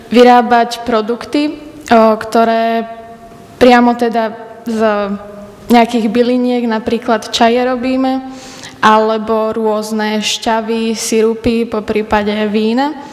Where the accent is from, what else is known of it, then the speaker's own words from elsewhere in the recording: Skalica, Trnava Region, Slovakia; som zo Skalice a študujem na Strednej odbornej škole vinársko-ovocinárskej v Modre, odbor agroturistika